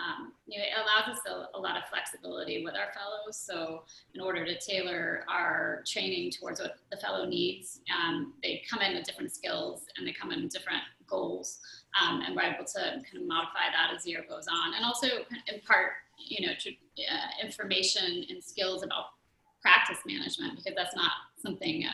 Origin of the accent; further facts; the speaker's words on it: Texas, United States; moved away as an adult; also born or lived in Connecticut / Chicago; now in Phoenix, United States; I'm actually from Texas, so I went back to my home state